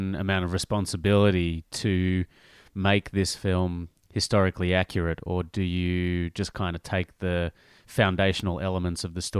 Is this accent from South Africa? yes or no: no; Australia; You know, we're both Australian. We both grew up in Australia.